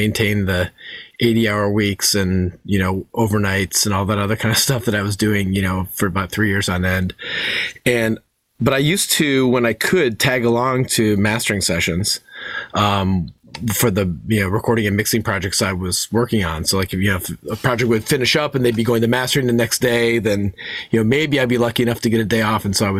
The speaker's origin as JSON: {"language": "English", "town": "Chicago", "region": "Illinois", "country": "United States", "tie": "born or raised there", "also_born_or_lived": "Ohio / Detroit", "said": "I grew up a little kind of like around the Midwest. I was born in Ohio. We lived in Detroit for a while, and then Chicago. We moved to Chicago when I was about 12."}